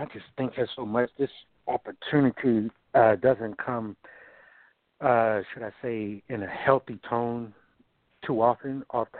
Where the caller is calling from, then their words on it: Baltimore, Maryland, United States; I'm calling from Baltimore, Maryland this day